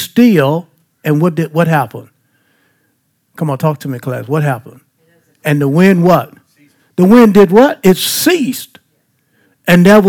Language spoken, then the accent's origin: English; Baton Rouge, Louisiana, United States; I'm from Baton Rouge